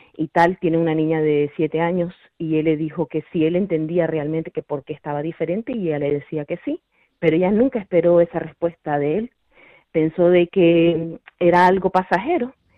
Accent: Toledo, Castilla-La Mancha, Spain; soy de Toledo.

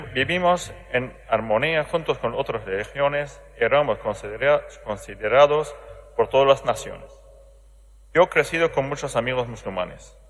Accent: Aleppo, Aleppo Governorate, Syria; Spanish is a second language; moved away; Alepo, de mi ciudad

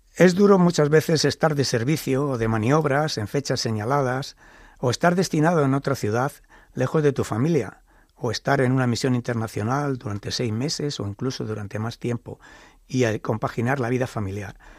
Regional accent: Toledo, Castilla-La Mancha, Spain; yo nací en Toledo. En mi familia no había antecedentes militares, pero vivía en el barrio de la estación

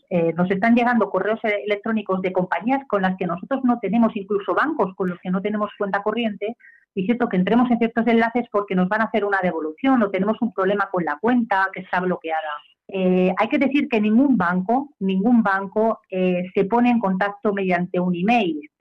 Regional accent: Spain; soy española

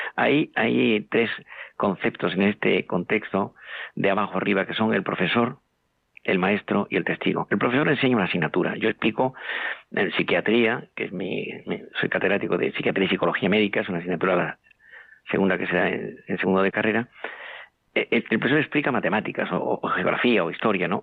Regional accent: Andalusia, Spain; moved away as an adult; now in Madrid, Spain; yo soy andaluz, aunque llevo media vida en, Madrid

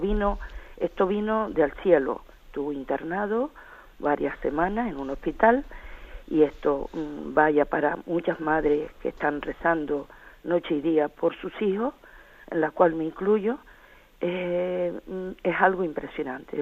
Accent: Tenerife, Canary Islands, Spain; soy de Tenerife, del nordeste de este Tenerife

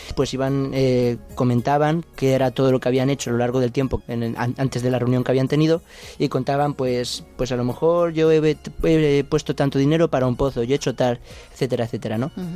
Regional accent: Casasimarro, Castilla-La Mancha, Spain; Soy de Casasimarro, un pueblo de Cuenca

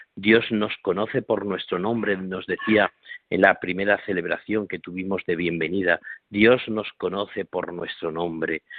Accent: Corral de Almaguer, Castilla-La Mancha, Spain; now in Extremadura, Spain; hoy estoy en Corral de Almaguer, que es mi pueblo natal, donde nací

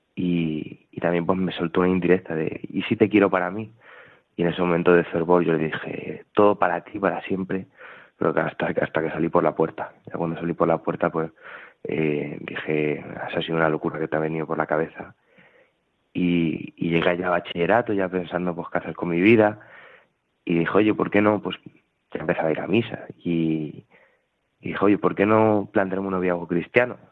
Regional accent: Talavera de la Reina, Castilla-La Mancha, Spain; now in Toledo, Spain; soy de, Talavera de la Reina

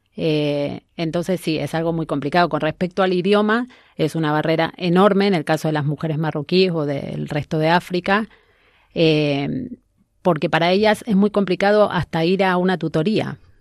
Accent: Argentina; now in Spain; soy argentina, una madre migrante

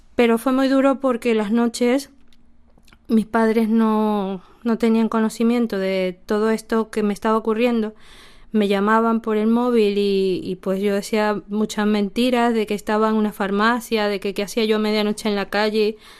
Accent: Venezuela; moved away as an adult

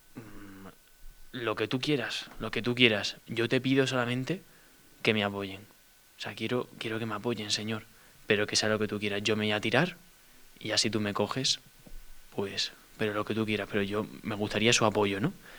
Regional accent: Seville, Andalusia, Spain; yo soy de Sevilla, tengo 20 años

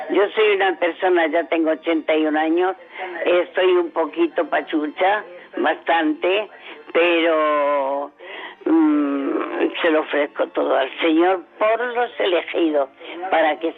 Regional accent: Talavera de la Reina, Castilla-La Mancha, Spain; moved away as an adult; now in Torremolinos, Spain; Soy de Talavera, pero llevo 50 años viviendo en Torremolinos.

